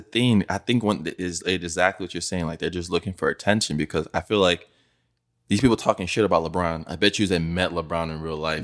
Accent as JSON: {"language": "English", "country": "Nigeria", "tie": "born or raised there", "moved": "yes", "said": "growing up in Nigeria, bro, I went to high school there"}